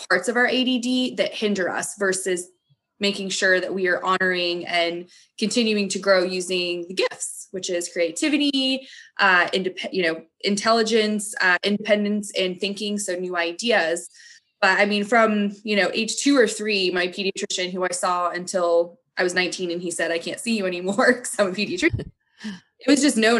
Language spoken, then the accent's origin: English; New England, United States; growing up in New England